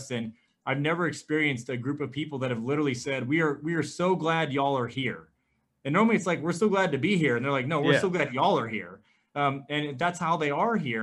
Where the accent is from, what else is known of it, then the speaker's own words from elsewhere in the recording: Bryan, Ohio, United States; moved away as an adult; also born or lived in Clemson, South Carolina / Charleston, South Carolina; now in Nashville, United States; I grew up in Northwest Ohio in a small town called Bryan, Ohio